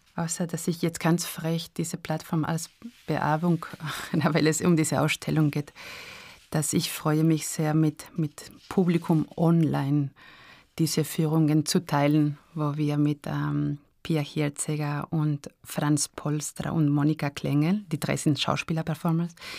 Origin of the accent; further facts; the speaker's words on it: San Sebastián, Basque Country, Spain; German is a second language; also born or lived in Arnhem, Netherlands; now in Graz, Austria; ich bin aufgewachsen in San Sebastian, diese Stadt am Meer